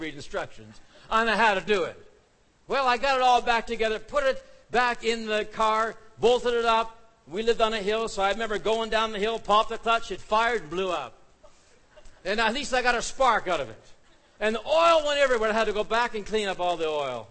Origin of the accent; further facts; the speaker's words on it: Canada; we're Canadian